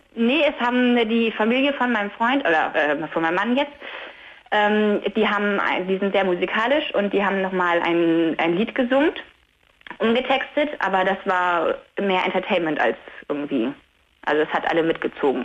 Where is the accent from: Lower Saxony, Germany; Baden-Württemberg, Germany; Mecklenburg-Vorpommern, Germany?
Lower Saxony, Germany; Delmhorst; ich komme ja aus Delmhorst, wir haben hier in Delmhorst geheiratet